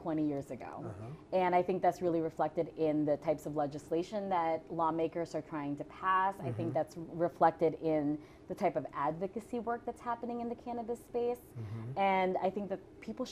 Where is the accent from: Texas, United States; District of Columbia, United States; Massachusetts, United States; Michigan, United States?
District of Columbia, United States; Washington; I grew up in the Washington, D.C. area, okay? And so I've lived there for 30 years.